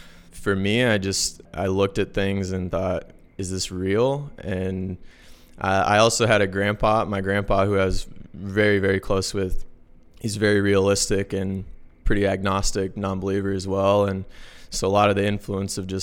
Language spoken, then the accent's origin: English; the Midwest, Missouri, United States; moved away; growing up in the Midwest in the U.S., most people, I'd say, are Christian